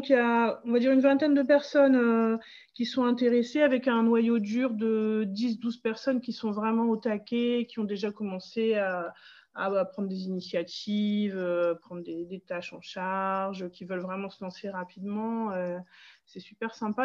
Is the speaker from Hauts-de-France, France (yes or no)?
yes; Pas-de-Calais, Hauts-de-France, France; now in Dunkirk, France; je suis originaire du Pas-de-Calais et je vis sur Dunkerque depuis une bonne vingtaine d'années maintenant.